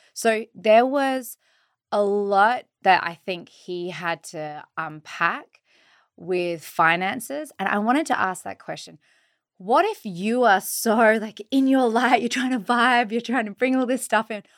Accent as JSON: {"language": "English", "country": "Australia", "said": "I'm from Australia."}